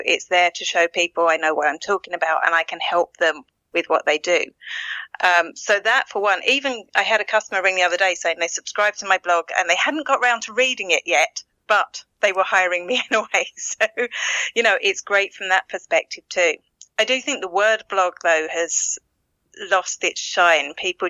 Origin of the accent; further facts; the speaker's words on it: East of England, United Kingdom; accent: Essex; now in Ireland; No, I'm originally from Essex in England. I'm in Ireland 21 years.